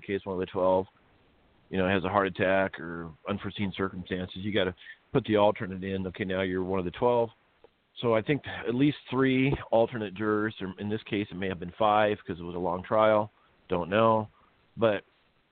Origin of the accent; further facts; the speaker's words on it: Iowa, United States; moved away as an adult; also born or lived in Maryland; now in California, United States; I was raised in Iowa